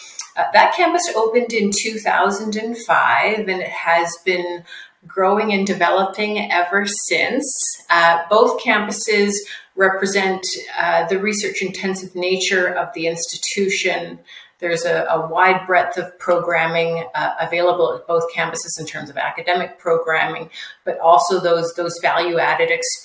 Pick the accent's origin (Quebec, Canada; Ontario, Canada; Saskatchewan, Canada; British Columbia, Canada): British Columbia, Canada; Okanagan region; I'm from the Okanagan region